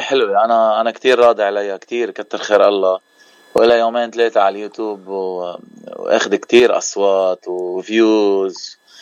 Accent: Bejjeh, Keserwan-Jbeil, Lebanon; now in Cleveland, United States; نحن من منطقه جبال المنطقه الضيعه يعني ضيعتي هي بجه

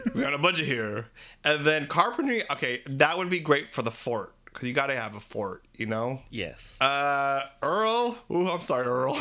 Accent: Philippines; We're three Filipino gay guys

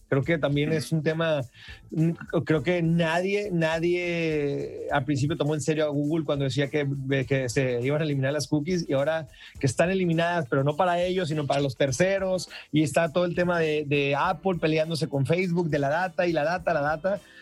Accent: Mazatlán, Sinaloa, Mexico; yo soy originario de Mazatlán

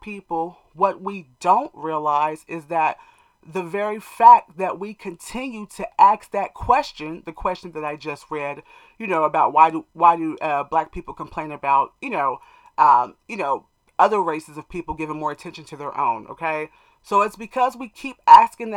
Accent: United States; us as American black people

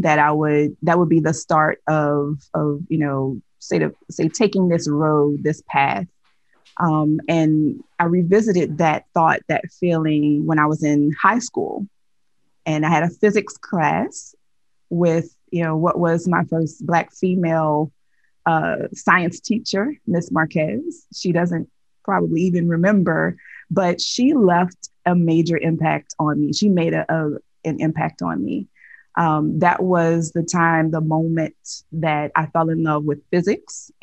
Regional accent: Nigeria; So I am Nigerian

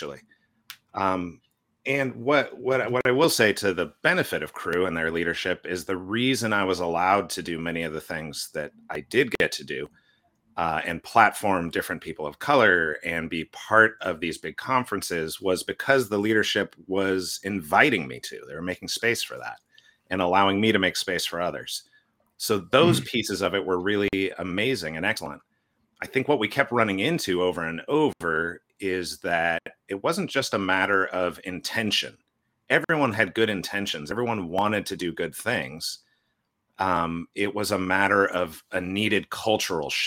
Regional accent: California, United States; now in Portland, United States; I grew up in California

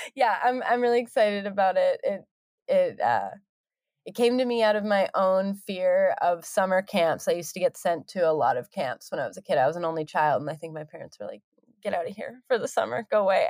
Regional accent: Cortes Island, British Columbia, Canada; moved away as an adult; now in Vancouver, Canada; I didn't live around them, they all still lived back, um, in my hometown

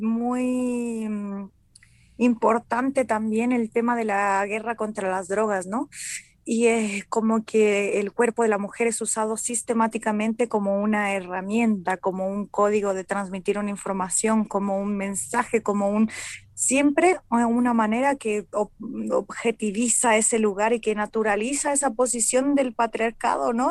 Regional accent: Mexico; como mujer mexicana

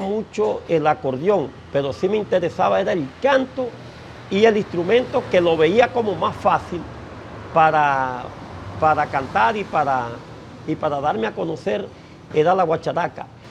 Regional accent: Caracolí, La Guajira, Colombia; also born or lived in San Juan del Cesar; cuando me vine de, del pueblo de, de Caracolí y aterricé en San Juan del Cesar

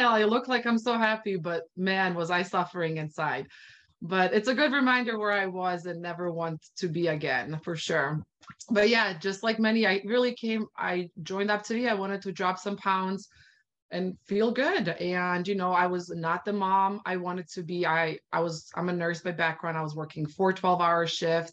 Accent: Bosnia & Herzegovina; moved away; I'm originally from Bosnia. So I really started sharing this with my Bosnian community

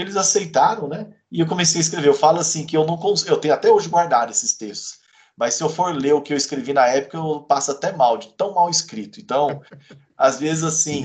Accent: Campo Grande, Mato Grosso do Sul, Brazil; moved away as an adult; now in Curitiba, Brazil; eu nasci lá em Campo Grande, cresci por ali

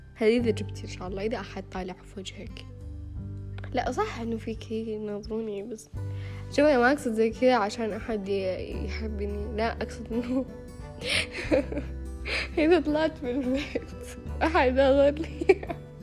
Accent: Riyadh, Riyadh Province, Saudi Arabia; انا من الرياض

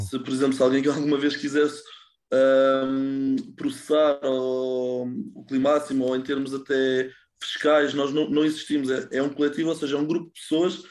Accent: Lisbon, Portugal; moved away as an adult; also born or lived in Netherlands; sou de Lisboa e vivi a minha vida toda em Lisboa, tirando os anos mais recentes que vivi na Holanda

